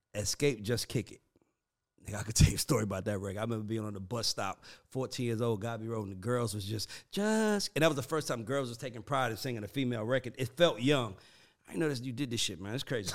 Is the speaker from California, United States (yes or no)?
no; Atlanta, Georgia, United States; I'm from Southside.